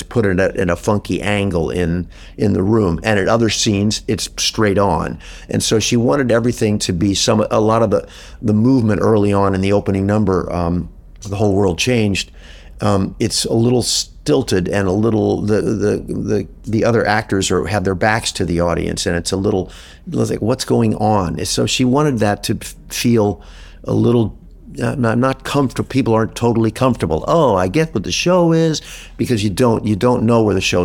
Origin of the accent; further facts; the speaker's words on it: Midwest, United States; moved away; also born or lived in Los Angeles; I grew up in the Midwest